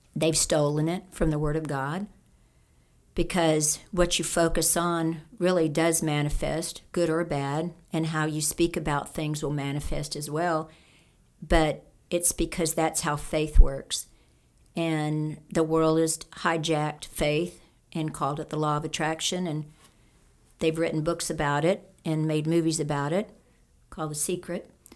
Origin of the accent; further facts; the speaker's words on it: Cajun, Louisiana, United States; I'm a Cajun